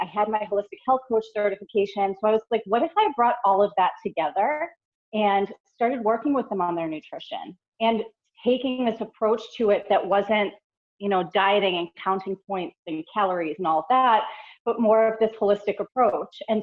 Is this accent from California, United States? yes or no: no; Boston, Massachusetts, United States; moved away as an adult; now in North Carolina, United States; I grew up in the Boston area. I was there for all 35 years of my life